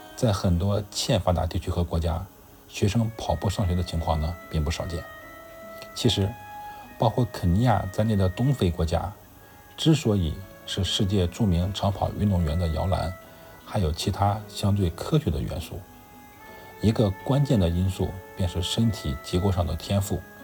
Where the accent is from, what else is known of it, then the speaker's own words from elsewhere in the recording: China; 我们中国人可以参考一下中国男足这个项目